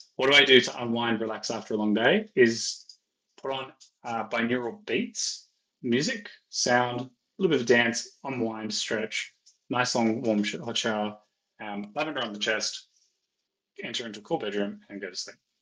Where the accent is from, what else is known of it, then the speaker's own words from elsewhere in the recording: Ireland; I'm Irish